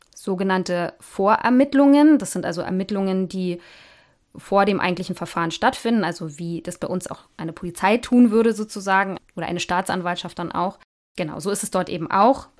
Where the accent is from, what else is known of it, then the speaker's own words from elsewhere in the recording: Germany; bei uns in Deutschland